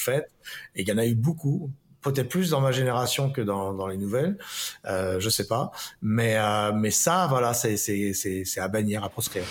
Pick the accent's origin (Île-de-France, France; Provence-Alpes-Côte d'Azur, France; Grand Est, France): Île-de-France, France; Paris; je suis né à Paris